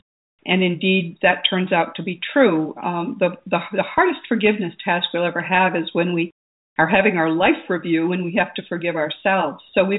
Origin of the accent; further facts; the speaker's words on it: Missouri, United States; I mean, I'm from Missouri. You got to show me.